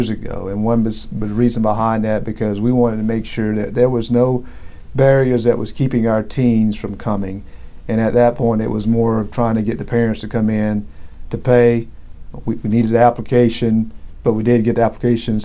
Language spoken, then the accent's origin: English; South Georgia, United States; I grew up in South Georgia